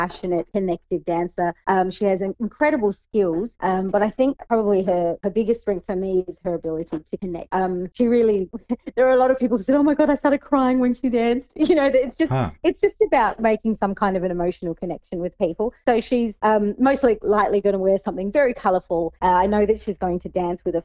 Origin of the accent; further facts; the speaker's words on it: Sri Lanka; now in Adelaide, Australia; I'm from Sri Lanka originally. My parents are from Sri Lanka.